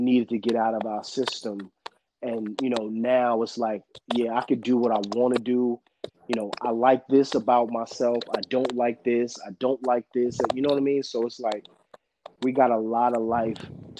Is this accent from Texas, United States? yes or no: no; New York, United States; another kid from New York